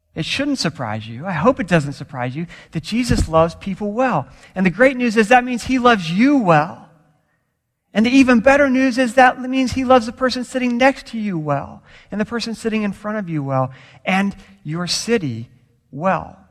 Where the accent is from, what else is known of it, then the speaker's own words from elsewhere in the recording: Florida, United States; now in California, United States; I grew up in Florida